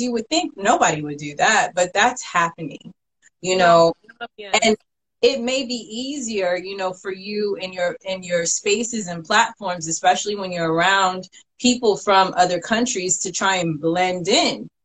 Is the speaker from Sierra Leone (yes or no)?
yes; Sierra Leone; as a Sierra Leonean